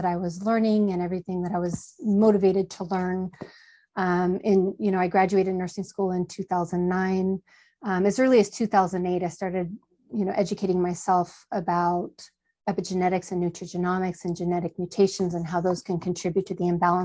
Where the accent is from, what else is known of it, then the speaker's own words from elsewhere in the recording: just south of Humboldt, Northern California, United States; I grew up in Northern California, just south of Humboldt